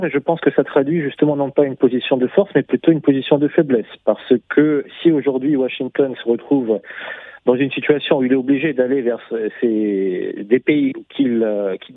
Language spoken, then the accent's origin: French; Russia; now in Africa; Moi, personnellement, en tant que Russe qui a grandi en Afrique, et qui se trouve en Afrique aujourd'hui